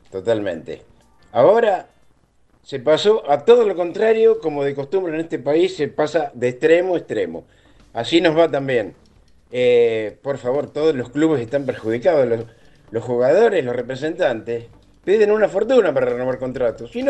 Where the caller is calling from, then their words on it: Marcos Paz, Buenos Aires Province, Argentina; Buen día muchachos … de Marcos Paz.